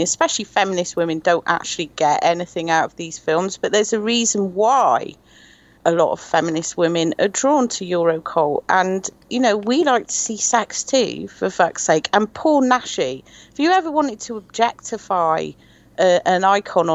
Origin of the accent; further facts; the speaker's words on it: United Kingdom; I'm British